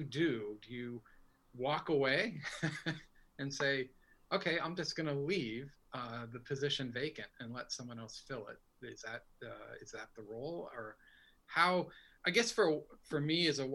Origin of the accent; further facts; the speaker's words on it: Burlington, Vermont, United States; moved away as an adult; now in Guilford, United States; I grew up in Burlington